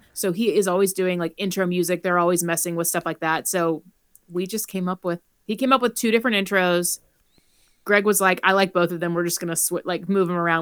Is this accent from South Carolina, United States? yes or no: yes; South Carolina, United States; we've lived in South Carolina, like, our whole lives almost